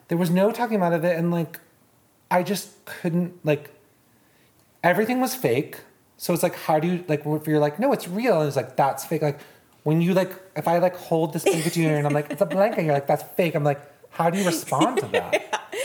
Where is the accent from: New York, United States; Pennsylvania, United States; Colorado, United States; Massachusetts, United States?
Massachusetts, United States; Boston; I'm from Boston